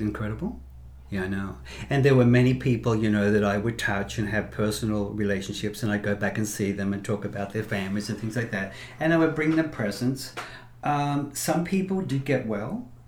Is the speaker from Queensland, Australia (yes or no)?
no; Sydney, New South Wales, Australia; moved away; also born or lived in Las Vegas / Los Angeles; I'm from Sydney, Australia uh, originally